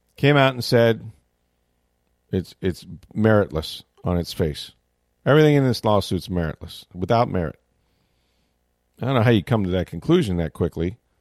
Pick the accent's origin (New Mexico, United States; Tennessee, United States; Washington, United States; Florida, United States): Florida, United States; St. Petersburg; the Sunshine City, my hometown, Saint Petersburg